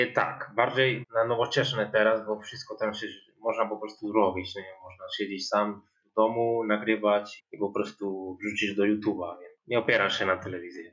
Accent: Granada, Andalusia, Spain; Polish is a second language; moved away as an adult; also born or lived in Málaga; now in Wrocław, Poland; nie jestem stąd, jestem z Granady

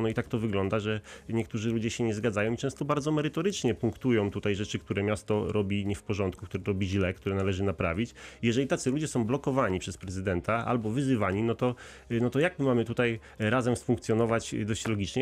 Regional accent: Wrocław, Lower Silesian Voivodeship, Poland; jesteśmy wrocławianami, przynajmniej y, ja także

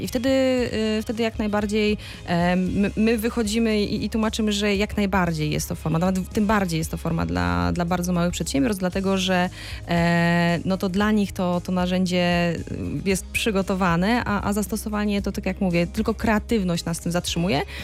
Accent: Wrocław, Lower Silesian Voivodeship, Poland; also born or lived in France; ja jakiś czas temu studiowałam we Francji i kiedy mówiłam, że jestem z Wrocławia

